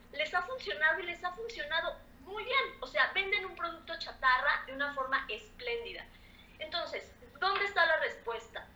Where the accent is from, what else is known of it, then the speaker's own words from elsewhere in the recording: Mexico; ese sentimiento que tenemos como mexicanos de ser solidarios